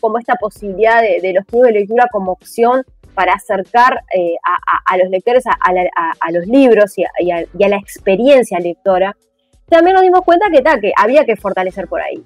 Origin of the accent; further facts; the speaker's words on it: Montevideo, Uruguay; Yo soy de La Teja, hermoso barrio de La Teja, entonces teníamos la biblioteca del centro comunal